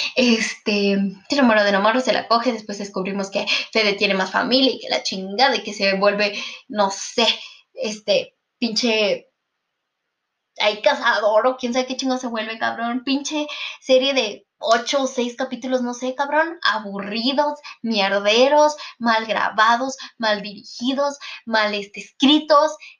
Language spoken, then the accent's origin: Spanish; Mexico; mi país, perdón, de México